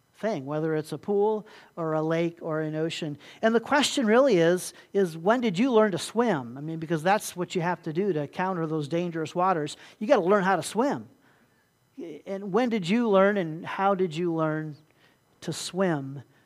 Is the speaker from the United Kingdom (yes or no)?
no; Puerto Rico; moved away; also born or lived in Ohio; growing up in Puerto Rico there